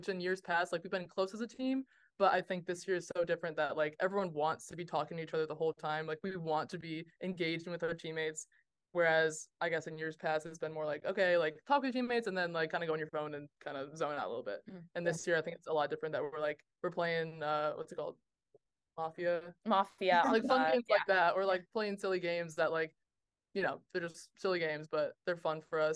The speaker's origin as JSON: {"language": "English", "region": "Michigan", "country": "United States", "moved": "as an adult", "lives_now": "South Carolina, United States", "said": "I'm from Michigan"}